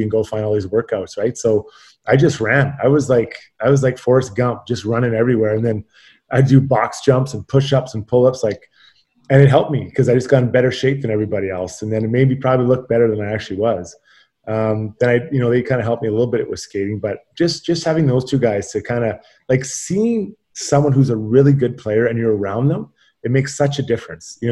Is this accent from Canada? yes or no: yes; Edmonton, Alberta, Canada; growing up in Edmonton, Mark Messier was my idol